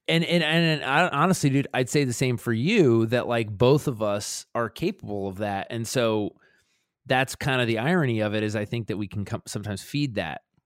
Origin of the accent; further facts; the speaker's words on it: Baltimore, Maryland, United States; me growing up in Sandtown, which is a neighborhood in West Baltimore